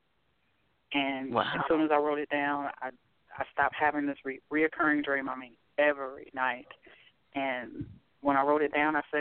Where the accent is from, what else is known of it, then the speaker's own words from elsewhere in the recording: Indiana, United States; I grew up in Indiana